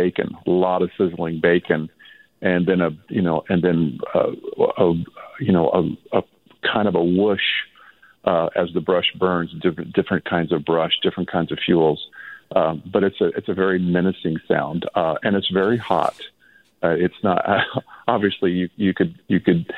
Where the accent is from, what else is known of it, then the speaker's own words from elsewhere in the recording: Lake County, California, United States; I grew up in the area. I grew up in Lake County